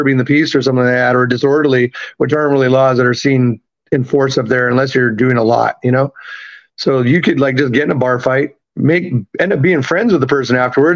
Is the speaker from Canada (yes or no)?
yes; Vancouver, British Columbia, Canada; moved away as an adult; also born or lived in Tacoma, Washington / Edmonton / Salt Lake City; now in New Orleans, United States; I was born in Tacoma, Washington. I'm actually American. I was raised in Canada. Parents bought me up there when I was three.